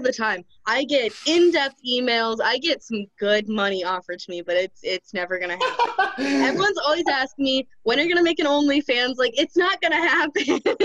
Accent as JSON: {"language": "English", "region": "Ohio", "country": "United States", "moved": "yes", "lives_now": "Michigan, United States", "said": "from Ohio, but I live in Michigan at the moment."}